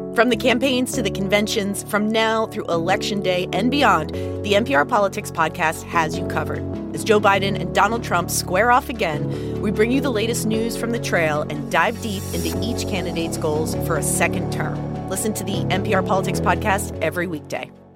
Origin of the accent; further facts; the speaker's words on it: Mexico; accent: Mexican; English is a second language; now in United States; my broken, thick accent, so I'm fine with you saying I have Mexican